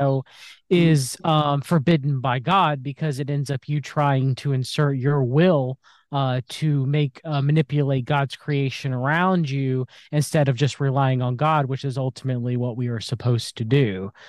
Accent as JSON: {"language": "English", "country": "United States", "tie": "born or raised there", "said": "I was born in the United States of America, was raised in a Christian household."}